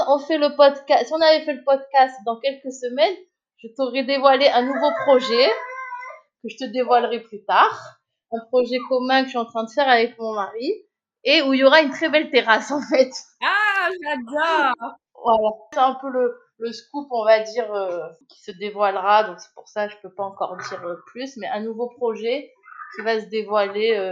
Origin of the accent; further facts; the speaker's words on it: Marseille, Provence-Alpes-Côte d'Azur, France; also born or lived in Cannes; moi j'ai habité Marseille, donc déjà j'étais, on va dire, sur le, au bord de mer. je suis originaire de Marseille. Je suis arrivée à Cannes à 14 ans par rapport à la situation professionnelle de ma mère.